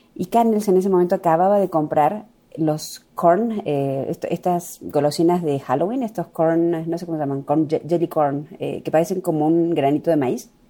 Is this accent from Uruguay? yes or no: no; La Cumbre, Córdoba, Argentina; soy de un pueblo muy pequeñito que se llama La Cumbre